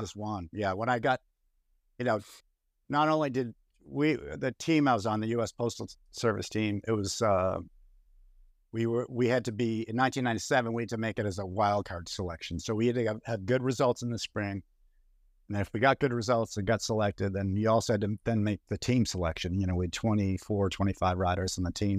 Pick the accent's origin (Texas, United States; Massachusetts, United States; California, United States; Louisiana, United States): Massachusetts, United States; Boston; moved away; also born or lived in Boulder, Colorado; my hometown of Boston